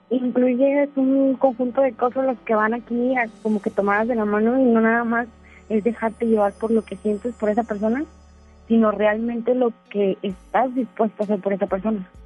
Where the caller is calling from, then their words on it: Monterrey, Nuevo León, Mexico; De Monterrey.